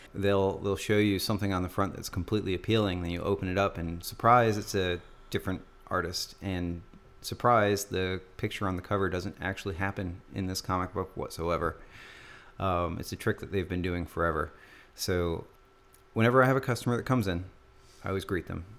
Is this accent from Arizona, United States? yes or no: yes; Tucson, Arizona, United States; Growing up in Tucson